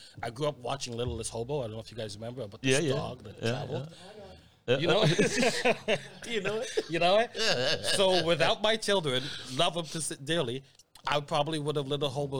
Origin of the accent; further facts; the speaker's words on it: Montreal, Quebec, Canada; moved away as an adult; now in British Columbia, Canada; growing up in Montreal, being a black person in Montreal